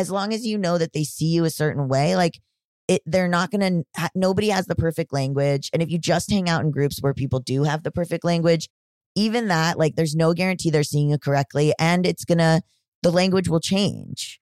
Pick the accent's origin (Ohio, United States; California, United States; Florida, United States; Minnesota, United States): Florida, United States; I'm from Florida